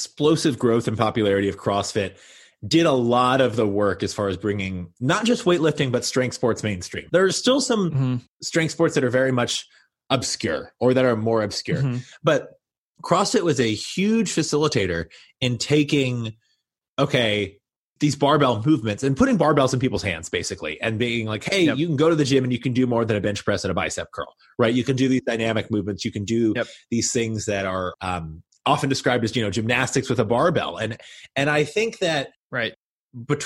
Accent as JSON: {"language": "English", "region": "Kentucky", "country": "United States", "tie": "born or raised there", "also_born_or_lived": "Boston", "moved": "yes", "said": "I was this kid from Kentucky who was going to school there"}